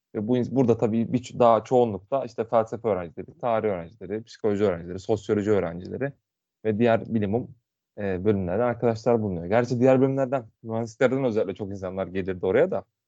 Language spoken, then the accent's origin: Turkish; Muğla, Turkey